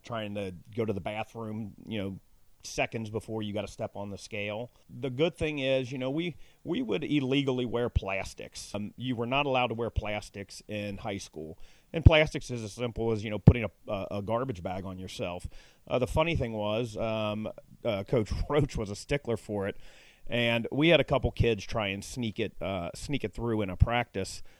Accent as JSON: {"language": "English", "town": "Cincinnati", "region": "Ohio", "country": "United States", "tie": "born or raised there", "said": "I grew up in Central Fairmount, which was kind of the one of the lower suburbs of, of Cincinnati"}